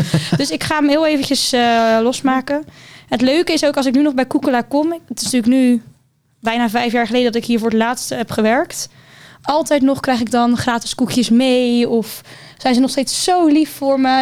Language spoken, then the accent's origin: Dutch; Hendrik-Ido-Ambacht, South Holland, Netherlands; moved away as an adult; now in Rotterdam, Netherlands; Ik kom uit Hendrikido Ambacht. Een klein dorpje dichtbij Rotterdam